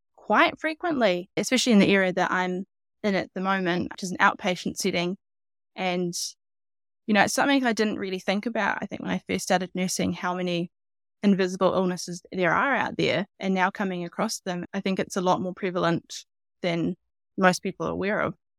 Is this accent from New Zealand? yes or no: yes; Hawke's Bay, New Zealand; I'm from Hawke's Bay, so it's on the east coast of the North Island.